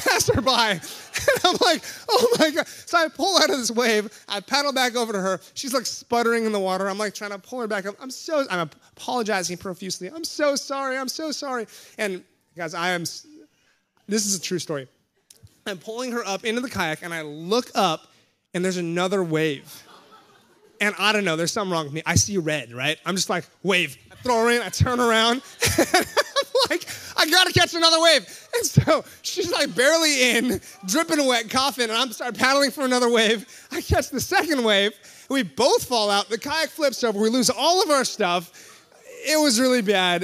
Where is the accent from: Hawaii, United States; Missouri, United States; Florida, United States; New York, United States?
Hawaii, United States; moved away; I'm from Hawaii.